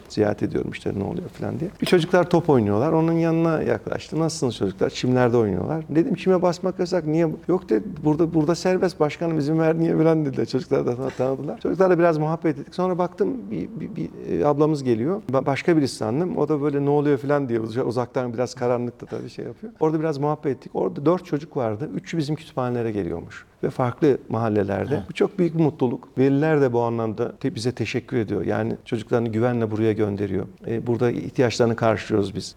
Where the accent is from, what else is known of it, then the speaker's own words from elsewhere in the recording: Ankara, Turkey; ben Mamak'ta doğdum büyüdüm